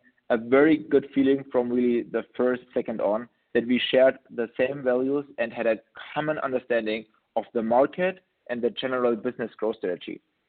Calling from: Munich, Bavaria, Germany; English is a second language; I'm joining you from Munich in Germany.

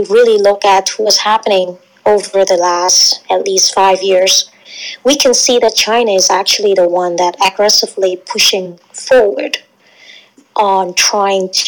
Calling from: Canada; I'm listening from Canada as well.

